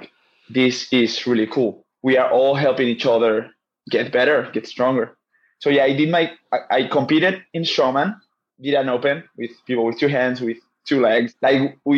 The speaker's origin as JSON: {"language": "English", "region": "Basque Country", "country": "Spain", "second_language": "English", "said": "I'm from a part in Spain in the north called the Basque Country or the Basque region. We speak another language."}